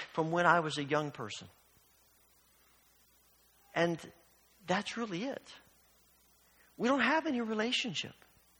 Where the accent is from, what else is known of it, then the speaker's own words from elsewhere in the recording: Evansville, Indiana, United States; When I was young and I grew up in Evansville, Indiana